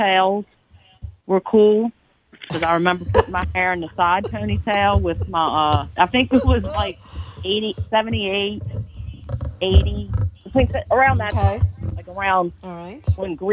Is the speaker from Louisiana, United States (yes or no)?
yes; New Orleans, Louisiana, United States; I grew up in Lakeview